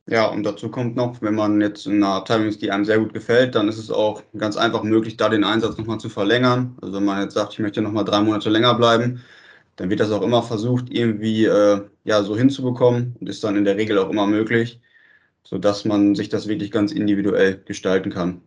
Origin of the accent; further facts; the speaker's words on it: Bahndorf, Germany; in Bahndorf, also auch in der Stadt, wo ich herkomme